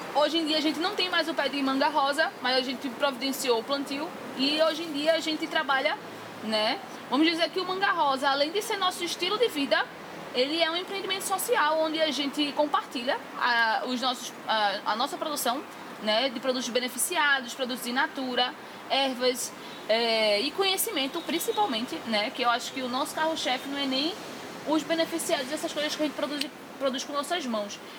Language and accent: Portuguese; Recife, Pernambuco, Brazil; nasci e fui criada em Brasília Teimosa